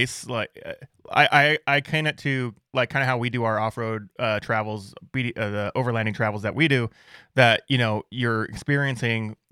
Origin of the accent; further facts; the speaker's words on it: Yuma, Arizona, United States; I grew up in Yuma, Arizona as a child, literally miles away from where guys go racing